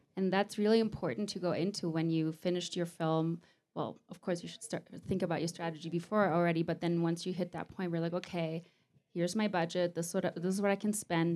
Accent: Mallorca, Balearic Islands, Spain; The Mallorca is my hometown

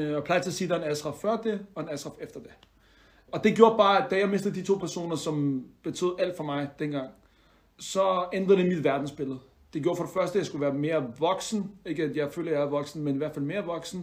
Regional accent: Denmark; jeg er dansk marokkaner i den forstand, at mine forældre er fra Marokko af, mm. men øh, jeg er født og opvokset her

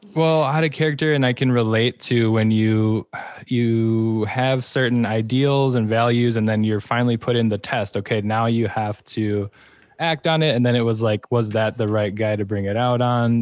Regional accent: Wisconsin, United States; I'm also from Wisconsin

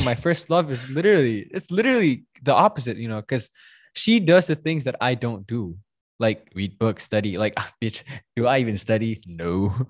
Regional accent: Surabaya, East Java, Indonesia; I am from Surabaya

